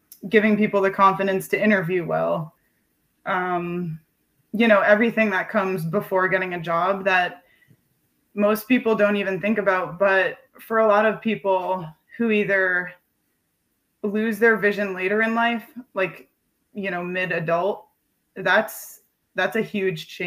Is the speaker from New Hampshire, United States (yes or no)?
yes; Springfield, New Hampshire, United States; moved away as an adult; also born or lived in Providence, Rhode Island / Worcester, Massachusetts; I was born and raised in Springfield, New Hampshire, which is a really small town, not too far from Concord